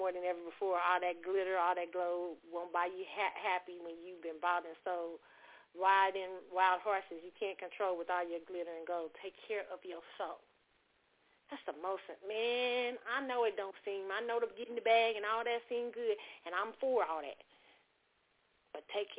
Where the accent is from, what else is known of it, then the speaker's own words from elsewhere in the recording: Kansas City, Missouri, United States; I grew up in Kansas City, Missouri